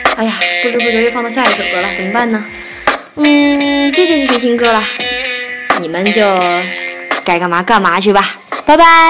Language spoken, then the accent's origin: Chinese; Nanjing, Jiangsu, China; first language Nanjing dialect; 我是南京人